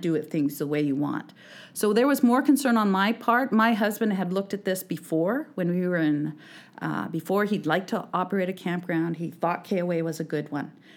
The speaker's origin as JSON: {"language": "English", "region": "Alberta", "country": "Canada", "also_born_or_lived": "Clearwater, British Columbia", "moved": "as an adult", "lives_now": "British Columbia, Canada", "said": "I'm from Alberta originally"}